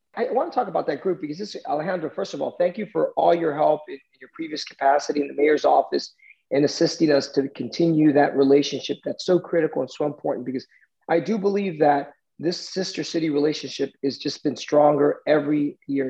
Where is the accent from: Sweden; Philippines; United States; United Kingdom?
United States; Miami, Florida; also born or lived in Chicago, Illinois; So they left Chicago in 1970 and moved here to Miami, and we've been here in Miami since then.